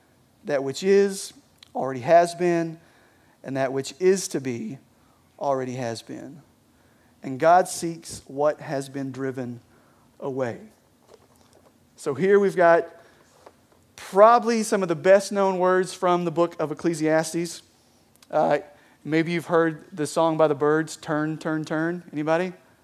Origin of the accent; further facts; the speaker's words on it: Kentucky, United States; All right, apparently I am from Eastern Kentucky.